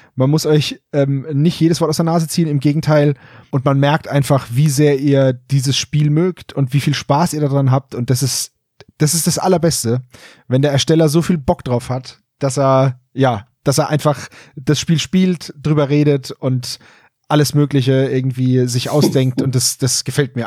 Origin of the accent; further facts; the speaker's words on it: Franconia, Bavaria, Germany; als Franke